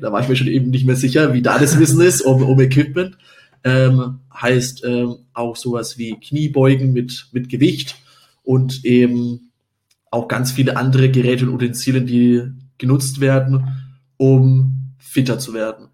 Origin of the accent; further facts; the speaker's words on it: Upper Franconia, Bavaria, Germany; now in Munich, Germany; in meiner Heimat, nicht in München ist, sondern ich komme aus der Region Oberfranken